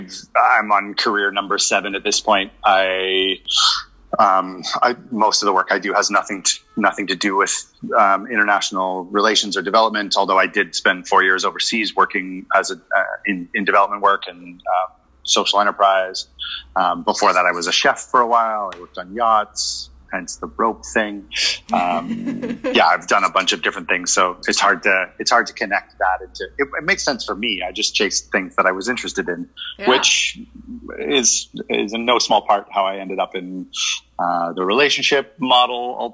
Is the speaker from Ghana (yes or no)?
no; west coast of Canada, Western Canada, Canada; I grew up on the west coast of Canada